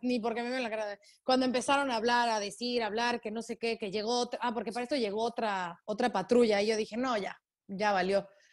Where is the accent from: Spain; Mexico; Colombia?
Mexico; soy este, periodista mexicana